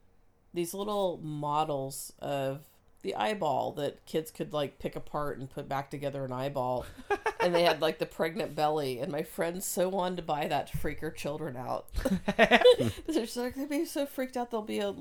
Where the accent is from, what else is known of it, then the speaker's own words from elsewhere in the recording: Oregon, United States; now in Washington, United States; But I'm from Oregon.